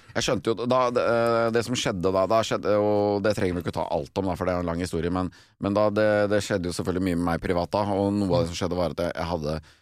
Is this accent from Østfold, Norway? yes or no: no; Vestfold, Norway; hjemme i Vestfold